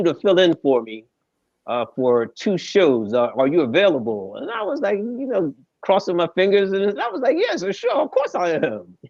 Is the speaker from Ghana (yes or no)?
no; Philadelphia, Pennsylvania, United States; I am from Philadelphia